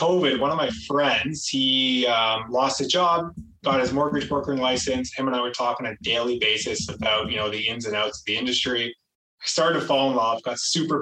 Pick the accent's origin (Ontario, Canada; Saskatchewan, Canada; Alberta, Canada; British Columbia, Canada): Ontario, Canada; Toronto; I am from the Toronto area, GTA. I grew up here.